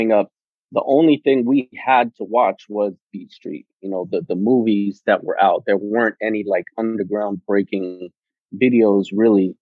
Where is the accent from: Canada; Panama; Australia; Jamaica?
Panama; now in California, United States; the way that I was raised in Panama